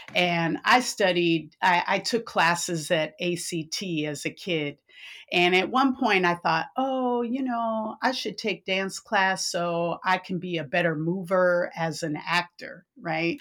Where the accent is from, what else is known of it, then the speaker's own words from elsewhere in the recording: San Francisco, California, United States; I was born and raised in San Francisco